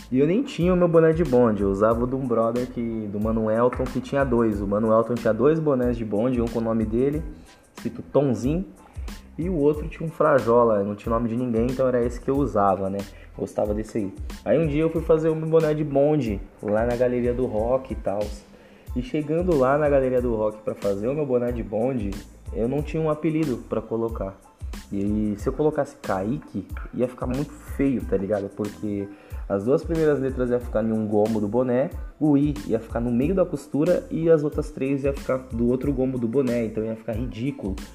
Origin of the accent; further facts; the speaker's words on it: São Paulo, Brazil; eu sou da Zona Norte de São Paulo, Vila Nova Cachoeirinha, hum, exatamente do Jardim Santa Cruz, né? Tenho 25 anos